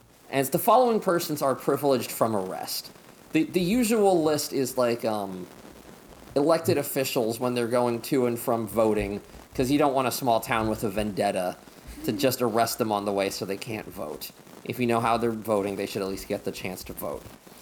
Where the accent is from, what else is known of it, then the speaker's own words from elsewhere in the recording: Pennsylvania, United States; also born or lived in Montgomery, Alabama; now in Seattle, United States; the house I grew up in Pennsylvania didn't have indoor plumbing until the 1950s, so they had an outhouse.